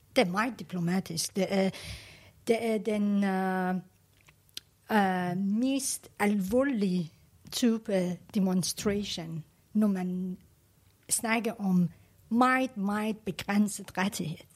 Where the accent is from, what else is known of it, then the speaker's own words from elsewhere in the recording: Iran; now in Denmark; vi som iraner, som uh, bor udlandet